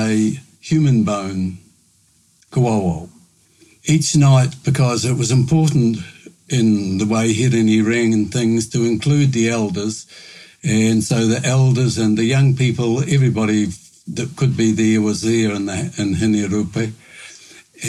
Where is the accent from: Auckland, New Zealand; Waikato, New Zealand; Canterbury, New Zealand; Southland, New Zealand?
Southland, New Zealand; Murihiku; moved away as an adult; now in Nelson, New Zealand; I grew up in Muruheku and my heart is still there.